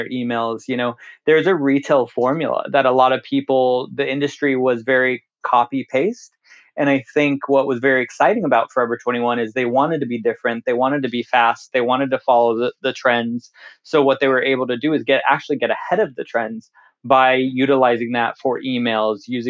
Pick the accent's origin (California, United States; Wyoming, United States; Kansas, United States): California, United States; moved away as an adult; I'm born and raised in California